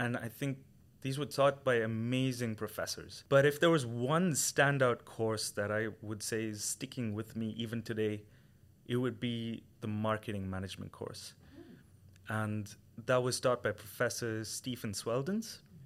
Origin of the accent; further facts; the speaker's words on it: Chennai, Tamil Nadu, India; moved away as an adult; I come from India. from a small metro in the south called Chennai.